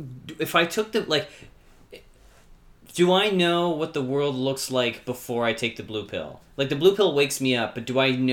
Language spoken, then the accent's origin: English; Canada; I guess that also outs us as Canadian.